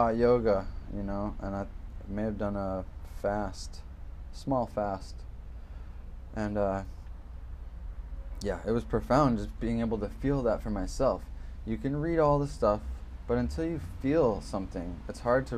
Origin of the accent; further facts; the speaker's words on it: Woodstock, Illinois, United States; I was born in Woodstock, Illinois, to some regular Americans